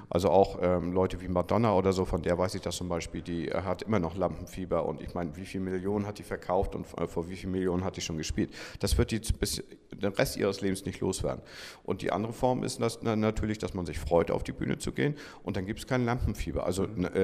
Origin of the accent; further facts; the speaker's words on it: Kiel, Schleswig-Holstein, Germany; Ich bin Kieler und äh, also ich bin in Kiel geboren und dann die ersten fünf Jahre hier gewesen, dann 15 Jahre außerhalb und äh, jetzt seit ähm, seitdem ich 20 bin, wieder hier, also 27 Jahre.